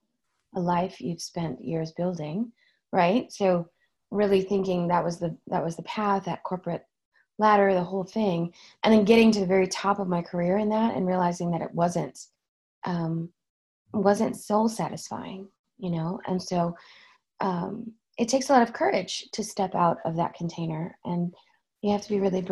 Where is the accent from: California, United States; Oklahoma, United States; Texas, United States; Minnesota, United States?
Oklahoma, United States; moved away; I'm from Oklahoma